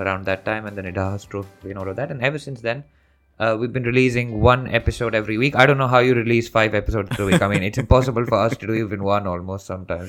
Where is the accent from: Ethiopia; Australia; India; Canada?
India; Delhi; I'm originally from Delhi